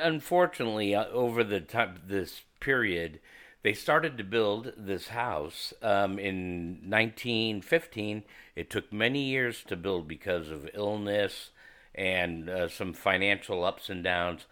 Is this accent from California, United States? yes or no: yes; San Bruno, California, United States; I'm from San Fran, uh, actually from San Bruno, California. And, uh, the peninsula is my, um, stomping grounds